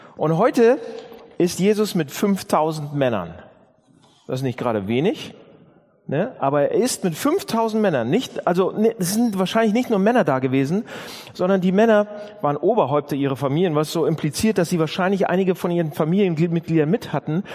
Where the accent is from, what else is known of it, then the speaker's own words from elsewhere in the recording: Northern Germany, Germany; Wir sind ja Norddeutsche